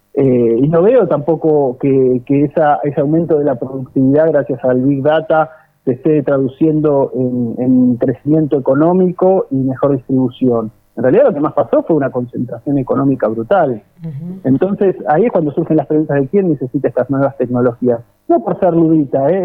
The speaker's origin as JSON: {"language": "Spanish", "country": "Argentina"}